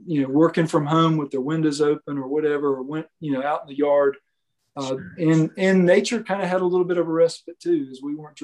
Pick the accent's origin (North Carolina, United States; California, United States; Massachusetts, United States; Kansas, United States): North Carolina, United States; the Pamlico; also born or lived in Lexington, North Carolina / Chapel Hill, North Carolina; as a kid growing up on the Pamlico, my dad purchased a Sunfish sailboat when I was like 10 years old.